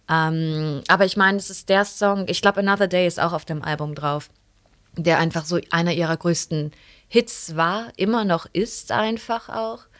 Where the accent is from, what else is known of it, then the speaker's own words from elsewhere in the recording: Neuss, North Rhine-Westphalia, Germany; ich bin in Neuss aufgewachsen, also was ist das, 40 Kilometer von hier.